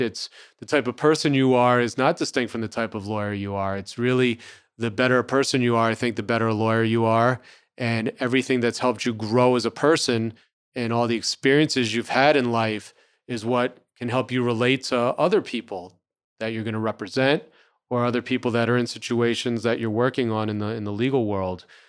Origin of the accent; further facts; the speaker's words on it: New Rochelle, New York, United States; also born or lived in New Orleans; I grew up in New Rochelle, New York, which is the suburbs of New York City.